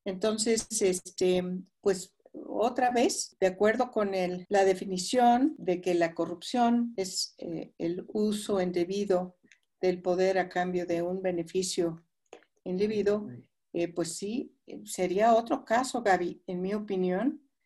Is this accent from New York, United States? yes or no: no; San Francisco, California, United States; moved away as an adult; now in Mexico; yo nací en Estados Unidos, nací en San Francisco y bueno, crecí en ese país, me eduqué eh, eduqué, mi educación formal eh, fue en Estados Unidos eh, y llegué a los 25 años a México